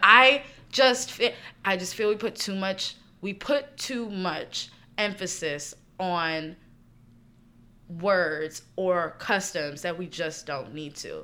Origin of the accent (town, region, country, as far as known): right outside of Philadelphia, Pennsylvania, United States; born or raised there; also born or lived in New York City; now in New York, United States